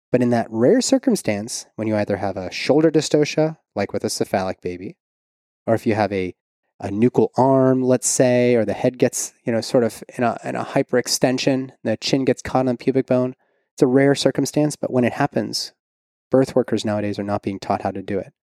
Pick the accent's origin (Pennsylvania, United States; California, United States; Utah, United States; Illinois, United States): Pennsylvania, United States; Pittsburgh; also born or lived in San Diego; now in Kentucky, United States; It was just outside of Pittsburgh, my hometown